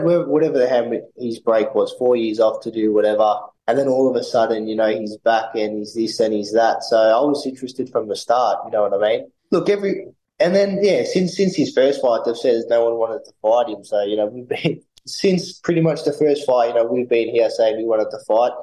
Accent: Melbourne, Victoria, Australia; in my hometown

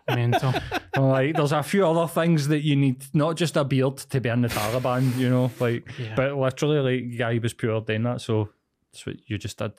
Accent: East End, Scotland, United Kingdom; I grew up in East End in a scheme.

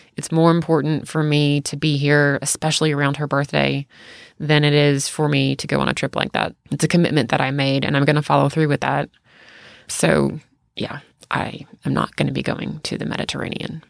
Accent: the South, United States; growing up in the South

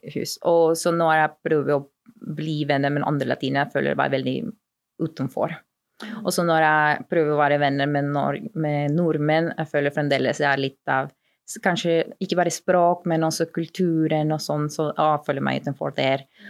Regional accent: Peru; accent: lapskaus-dialekt; Norwegian is a second language; moved away as an adult; also born or lived in Kristiansund / Kristiansand; now in Oslo, Norway; jeg er opprinnelig fra Peru. Jeg kom til Norge litt over fire år siden

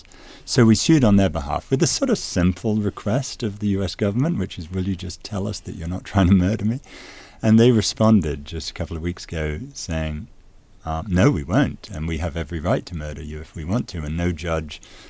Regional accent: United States; as an American

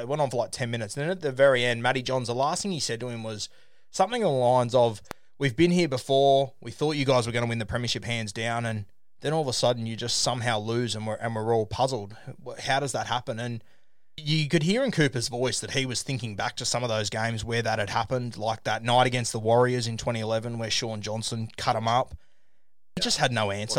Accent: Australia; as an Aussie

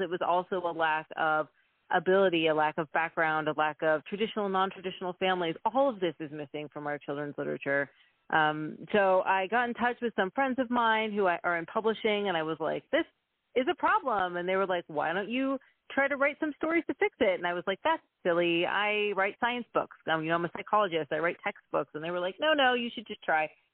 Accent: Texas, United States; now in Canada; I am born and raised in Texas.

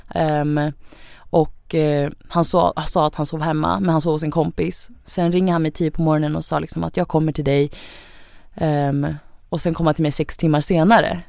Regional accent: Sweden; Jag har ju rötter från Thailand. Eh, jag föddes i Sverige men mina föräldrar är från Thailand

